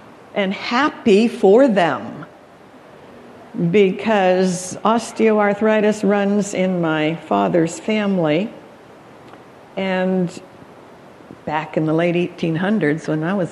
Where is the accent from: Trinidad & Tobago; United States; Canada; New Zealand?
Canada; Calgary, Alberta; moved away; I was born in Canada, Calgary, Alberta, for that matter, where they have the stampedes.